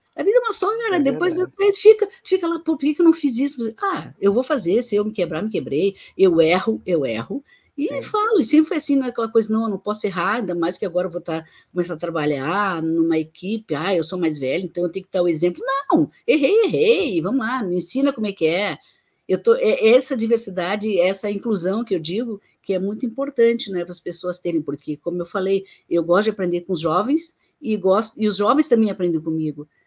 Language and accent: Portuguese; Rio Grande do Sul, Brazil; eu sou gaúcho